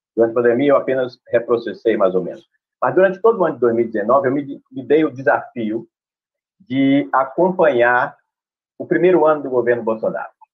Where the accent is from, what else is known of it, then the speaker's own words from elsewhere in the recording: Bahia, Brazil; aqui na Bahia, que eu sou baiano